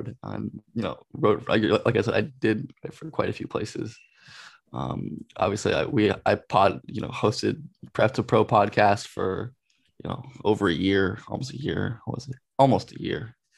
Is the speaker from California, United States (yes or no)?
yes; Los Angeles, California, United States; I grew up and I'm from Los Angeles area.